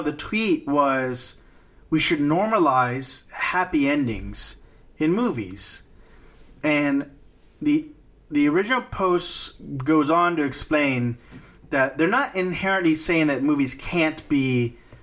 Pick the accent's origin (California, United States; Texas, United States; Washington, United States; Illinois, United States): Texas, United States; Corpus Christi; where I grew up in Corpus Christi, home of Salinas, the drive-bys were just a thing that existed